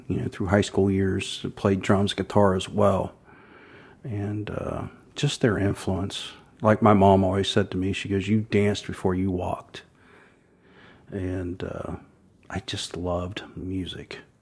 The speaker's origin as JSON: {"language": "English", "town": "Thornville", "region": "Ohio", "country": "United States", "tie": "born or raised there", "also_born_or_lived": "Zanesville", "said": "I was born in Zanesville, but grew up in Thornville, uh, which is just Buckeye Lake, essentially"}